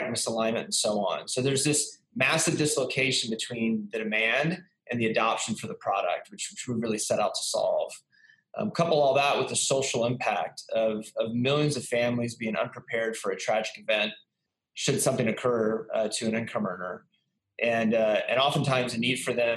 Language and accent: English; San Antonio, Texas, United States; now in Dallas, United States; I'm originally from Texas, San Antonio, Texas. I've bounced around to a number of places, but then found myself back in Texas in 2007 and live here in Dallas